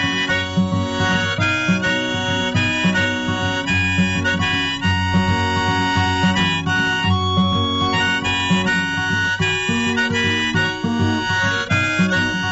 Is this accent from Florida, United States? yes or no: no; Watsonville, California, United States; I'm from Watsonville, born and raised